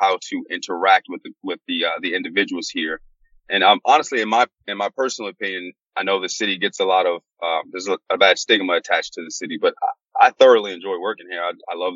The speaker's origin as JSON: {"language": "English", "town": "Silver Spring", "region": "Maryland", "country": "United States", "tie": "born or raised there", "also_born_or_lived": "Washington, D.C.", "said": "I'm from Washington, D.C. I was born in Washington, D.C. I was actually raised right on the border, downtown Silver Spring, Maryland area"}